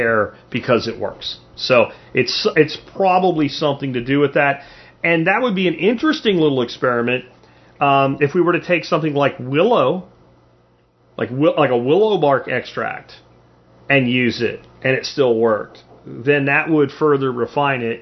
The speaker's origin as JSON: {"language": "English", "region": "Pennsylvania", "country": "United States", "tie": "born or raised there", "also_born_or_lived": "the South (US)", "moved": "yes", "said": "when I grew up in Pennsylvania"}